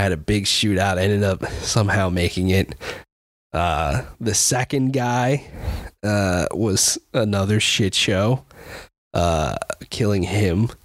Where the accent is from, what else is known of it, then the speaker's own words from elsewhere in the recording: United States; I'm an American